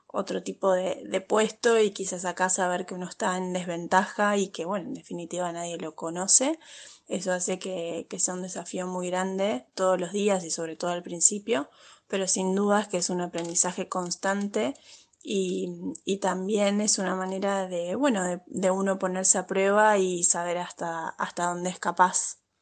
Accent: Argentina; accent: Argentine; moved away as an adult; now in Madrid, Spain; mi acento no es español, que es argentino

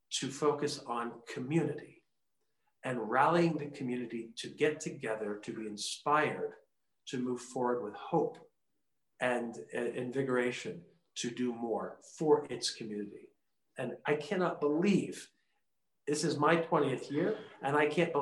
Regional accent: Washington, District of Columbia, United States; moved away as an adult; now in El Paso, United States; I grew up in Washington, D.C.

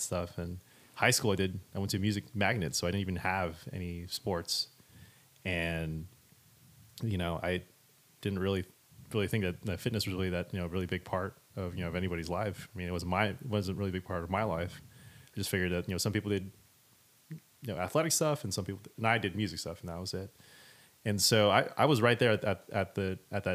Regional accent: Miami, Florida, United States; I was born in South Florida, grew up in Miami, Florida

